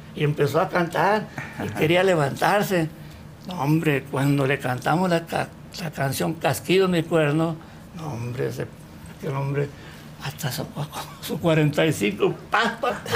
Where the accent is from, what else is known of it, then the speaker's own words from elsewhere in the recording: El Recodo, Sinaloa, Mexico; a los 8 o 9 años, cuando yo estaba en la primaria y en mi pueblo, en el Recodo